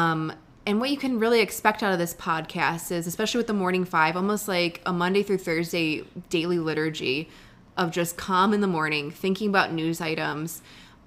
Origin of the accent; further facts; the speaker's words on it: Buffalo, New York, United States; moved away as an adult; also born or lived in Washington, D.C.; I'm from Buffalo. Grew up there my entire life